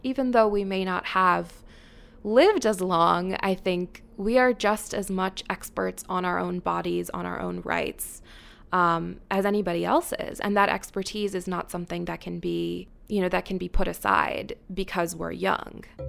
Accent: Washington, D.C. area, Maryland, United States; moved away as an adult; now in New York City, United States; I am from Washington, D.C., um, in Maryland, just outside Washington, D.C. Um, my parents are from India originally. I'm a first generation American

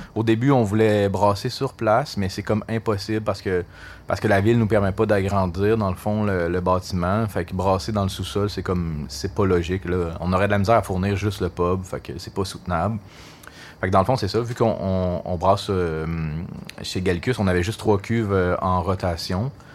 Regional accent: Gatineau, Quebec, Canada; also born or lived in Montreal; je suis natif de, Gatineau. J'ai grandi à Touraine

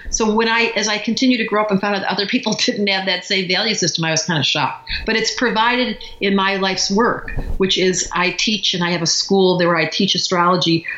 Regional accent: Detroit, Michigan, United States; We grew up in Detroit

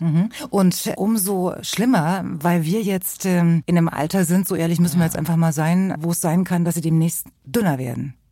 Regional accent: East Germany, Germany; da wo ich herkomme, aus dem Osten

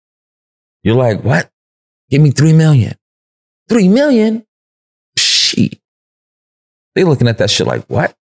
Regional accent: New York City, New York, United States; I'm from New York

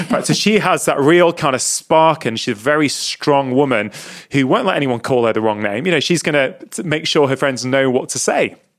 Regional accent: England, United Kingdom; born or raised there; also born or lived in India

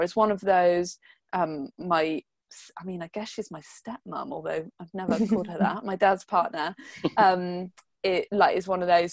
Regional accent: United Kingdom; we're like British

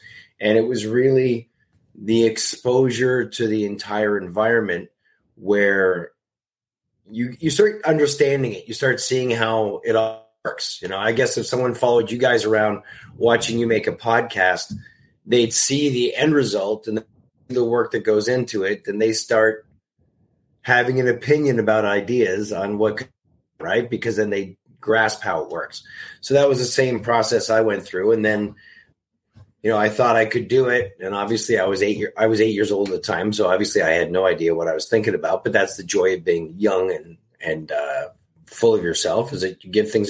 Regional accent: Canada; moved away as an adult; also born or lived in Toronto, Canada; now in Los Angeles, United States; growing up in Canada, working there, and then moving to Los Angeles when I was 25

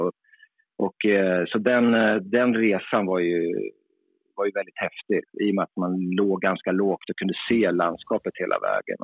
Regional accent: Sweden; som svensk, då, som där man ändå är hyfsad på engelska

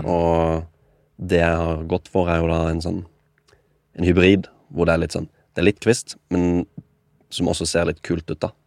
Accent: Kristiansand, Agder, Norway; moved away as an adult; now in Oslo, Norway; Jeg er 24. Jeg kommer fra Kristiansand

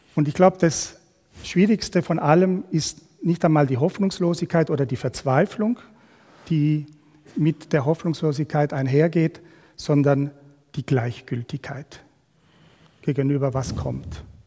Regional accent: Argentina; moved away as an adult; now in Switzerland; Ursprünglich kommen wir aber aus Südamerika, aus Argentinien. Wir haben 25 Jahre in einem Land gelebt

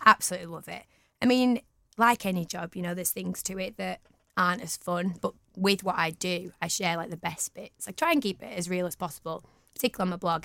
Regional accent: Manchester, North West England, United Kingdom; also born or lived in London / Huddersfield; I am so proud of being from Manchester. Um, I've lived here all my life

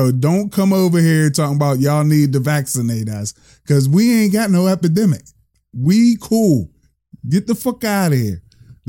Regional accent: United States; Now I'm an American in Ghana.

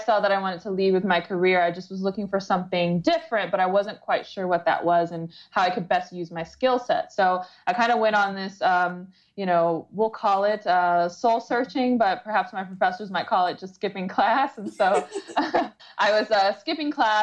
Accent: Detroit, Michigan, United States; I grew up in the Metro Detroit area

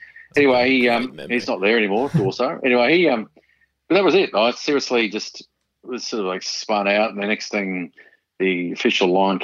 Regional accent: Brisbane, Queensland, Australia; where I grew up in Mount Gravatt

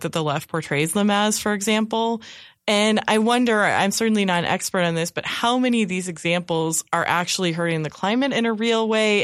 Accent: California, United States; moved away; I'm originally from California

